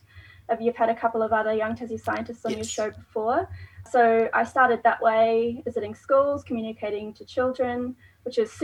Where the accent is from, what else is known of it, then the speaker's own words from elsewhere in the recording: New Zealand; now in Tasmania, Australia; I'm not from Tasmania, from New Zealand